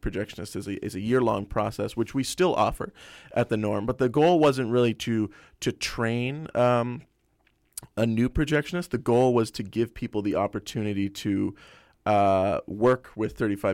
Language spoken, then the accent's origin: English; Toronto, Ontario, Canada; moved away; I'm originally from Toronto, Ontario